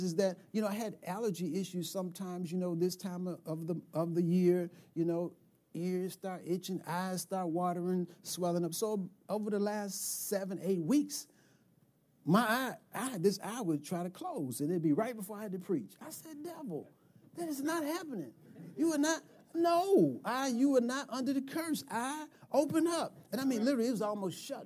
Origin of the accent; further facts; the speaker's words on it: United States; So I'm 11 years old, right? I'm an American kid